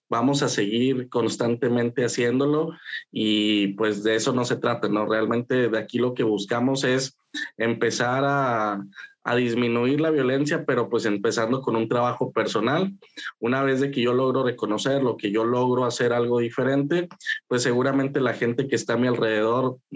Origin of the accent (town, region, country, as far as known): Saltillo, Coahuila, Mexico; born or raised there